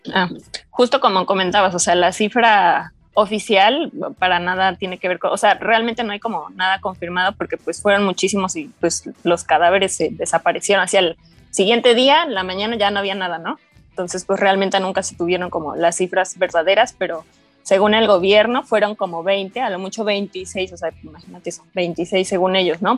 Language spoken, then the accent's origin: Spanish; Mexico; como mexicano y, y alumno de la UNAM